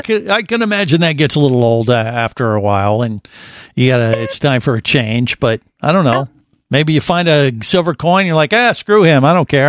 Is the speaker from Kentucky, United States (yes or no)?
no; Cincinnati, Ohio, United States; I grew up in Cincinnati